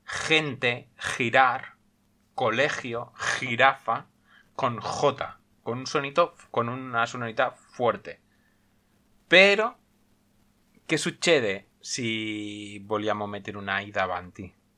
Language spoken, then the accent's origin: Spanish; Sabadell, Catalonia, Spain; first language Spanish; soy madre lengua español, nacido en Barcelona, bueno, nacido en Sabadell, provincia de Barcelona, y vivo en Cataluña